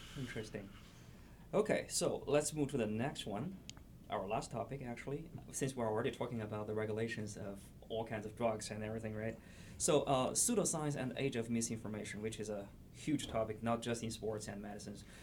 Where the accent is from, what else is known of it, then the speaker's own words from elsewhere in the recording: China; now in La Crosse, United States; I came from China